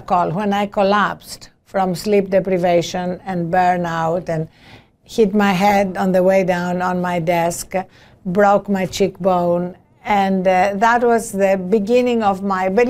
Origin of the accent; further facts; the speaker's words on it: Greece; now in United States; As you can hear from my accent, I was not born in this country. I'm an immigrant, a naturalized immigrant, whatever that may mean. I was born in Greece.